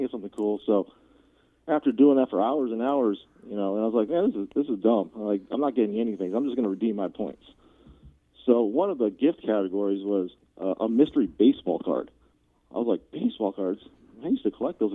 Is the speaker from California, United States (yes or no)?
no; Seattle, Washington, United States; born and raised in the Seattle area